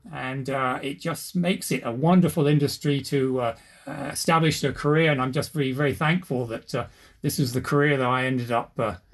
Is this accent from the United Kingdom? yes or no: yes; England, United Kingdom; now in United States; But if I talk to my family back in England, they say I've lost my accent and just sound very American. And my kids tell people I don't have an accent.